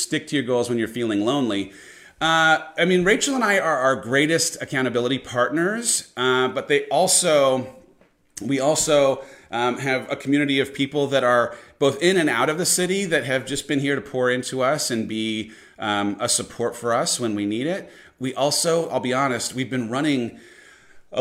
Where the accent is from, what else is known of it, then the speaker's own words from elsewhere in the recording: San Clemente, California, United States; moved away; I grew up in San Clemente, which is about 60 minutes from where San Diego is